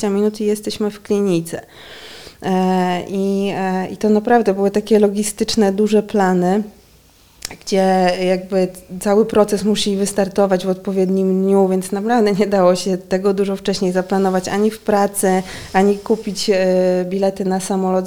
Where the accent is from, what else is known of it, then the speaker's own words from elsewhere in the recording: Lublin, Lublin Voivodeship, Poland; moved away as an adult; now in Warsaw, Poland; Ja jestem z Lublina